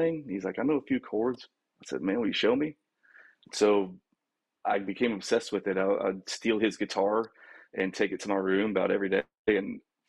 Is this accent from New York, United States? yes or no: no; Colorado, United States; moved away as an adult; now in Houston, United States; I grew up in Colorado